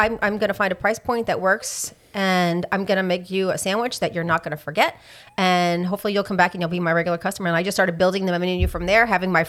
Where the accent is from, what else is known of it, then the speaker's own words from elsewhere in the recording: New York, United States; moved away; I grew up in New York.